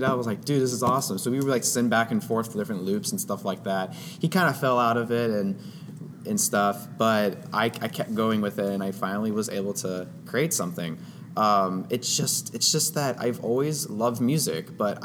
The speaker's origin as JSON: {"language": "English", "town": "Austin", "region": "Texas", "country": "United States", "tie": "born or raised there", "said": "my hometown, Austin, Texas"}